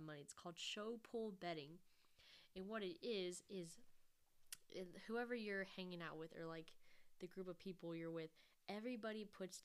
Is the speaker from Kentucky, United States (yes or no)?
yes; Kentucky, United States; we're both from Kentucky